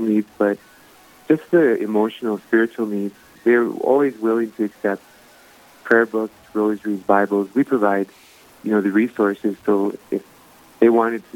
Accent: New England, North Dakota, United States; I grew up on a farm here by New England, about 10 miles out of town

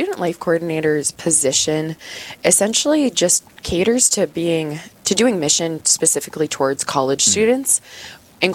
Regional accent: Blair, Nebraska, United States; moved away as an adult; now in Brookings, United States; I'm originally from a smaller town just north of Omaha in Nebraska, and made my way up here for college at SDSU

